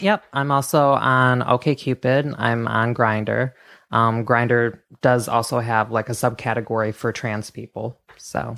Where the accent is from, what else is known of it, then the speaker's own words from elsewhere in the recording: Michigan, United States; I grew up in Michigan, very small farming town